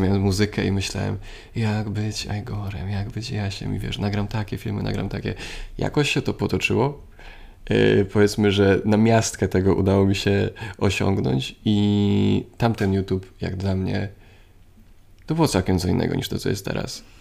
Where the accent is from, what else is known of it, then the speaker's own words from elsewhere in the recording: Poland; Jestem ze Strzębia, więc blisko